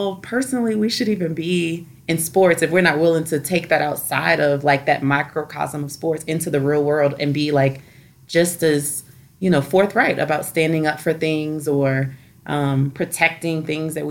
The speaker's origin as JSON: {"language": "English", "town": "New Orleans", "region": "Louisiana", "country": "United States", "said": "I'm from New Orleans"}